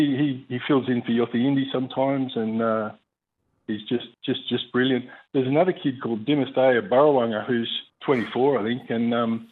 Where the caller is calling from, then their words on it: Gove, Northern Territory, Australia; from Gove.